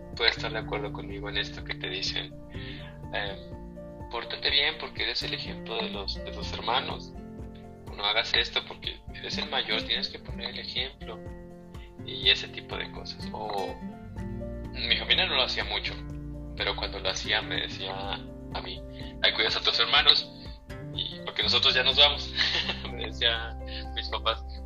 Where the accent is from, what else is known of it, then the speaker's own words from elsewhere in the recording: Durango, Mexico; moved away as an adult; also born or lived in Mexico City; now in Querétaro, Mexico; Yo nací en la Ciudad de México, pero después mi familia, mis hermanos y yo nos fuimos a, a Durango. Entonces crecí en Durango hasta los 18 años